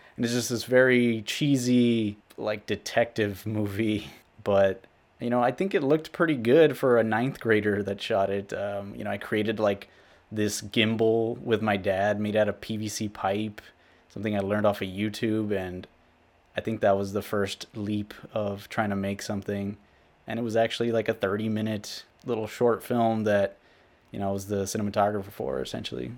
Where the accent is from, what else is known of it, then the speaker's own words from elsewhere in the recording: Rio Grande City, Texas, United States; I am from South Texas. I grew up along the U S Mexico border in a small town called Rio Grande City